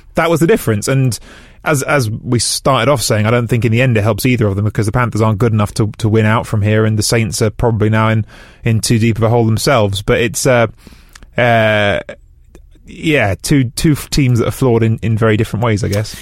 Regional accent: England, United Kingdom; I have an Italian dad and I grew up in England

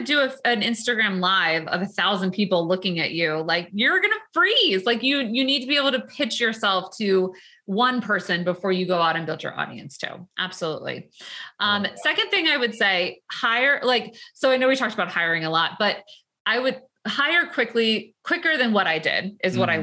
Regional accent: New York, United States; we're from New York, even Long Island.

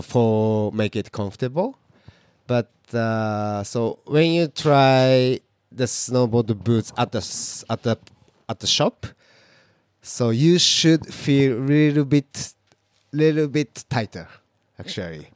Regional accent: Fukuoka, Japan; English is a second language; moved away as an adult; also born or lived in Hokkaido; now in Niseko, Japan; my hometown is quite uh, like a big city, Fukuoka

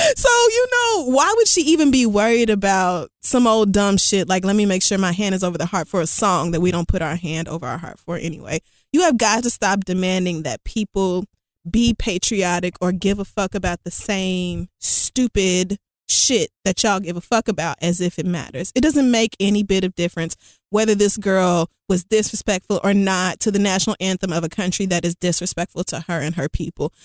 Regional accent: United States; I will still be an American citizen, American by birth.

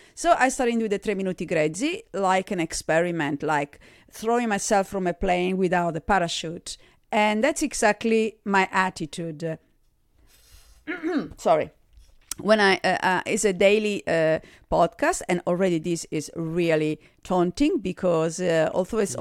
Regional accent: Sardinia, Italy; accent: Italian; English is a second language; moved away as an adult; also born or lived in Germany / Australia; I was born in Sardinia in Italy

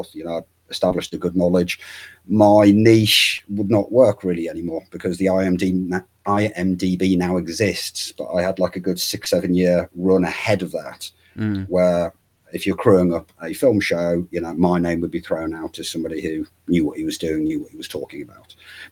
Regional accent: Hull, Yorkshire and the Humber, United Kingdom; I'm from Hull. There's not a whole lot of media activity going on.

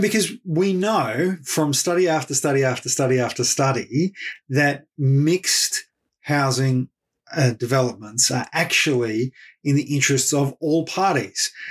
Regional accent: Ballarat, Victoria, Australia; Fed Uni, the local university uh, of my hometown, Ballarat

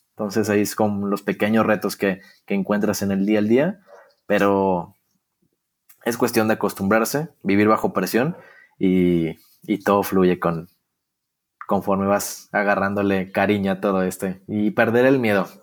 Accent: Torreón, Coahuila, Mexico; yo nací en una ciudad muy, muy futbolera, que es Torreón

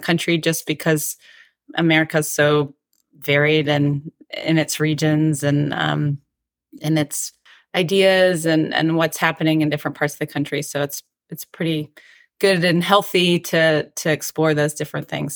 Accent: Atlanta, Georgia, United States; moved away as an adult; also born or lived in South Carolina / Colorado; now in Nashville, United States; I grew up in Atlanta, and I had never really lived outside of the South before

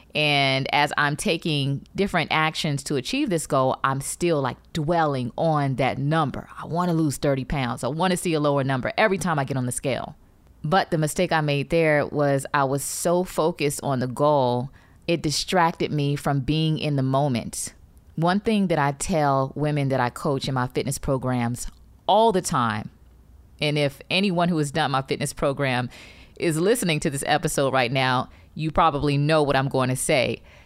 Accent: Detroit, Michigan, United States; when I was growing up in Detroit

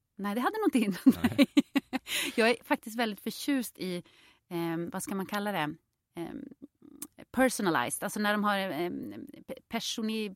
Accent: Jokkmokk, Norrbotten County, Sweden; also born or lived in Påarp, Skåne; now in Stockholm, Sweden; jag är ju uppväxt i Jokkmokk och i Jokkmokk så är ju alla röda

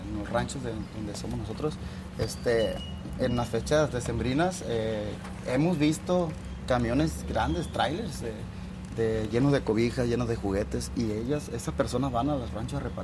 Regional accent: Sinaloa, Mexico; porque soy de Sinaloa.

